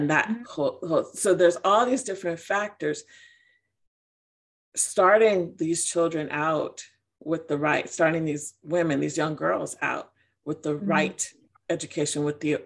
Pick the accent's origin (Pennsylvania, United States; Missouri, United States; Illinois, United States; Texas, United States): Illinois, United States; Chicago; moved away as an adult; now in Georgia, United States; I'm from Chicago. I'm from Illinois.